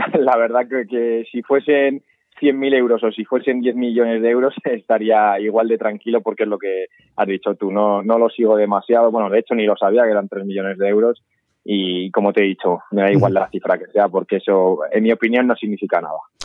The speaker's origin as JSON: {"language": "Spanish", "town": "Arnedo", "region": "La Rioja", "country": "Spain", "tie": "born or raised there", "moved": "yes", "lives_now": "Huesca, Spain", "said": "a pesar de ser riojano, siempre he tirado más por mi pueblo."}